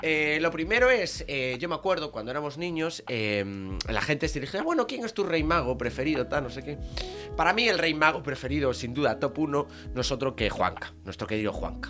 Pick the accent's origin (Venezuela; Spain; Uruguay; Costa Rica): Spain; Vigo, Galicia; yo soy de Vigo.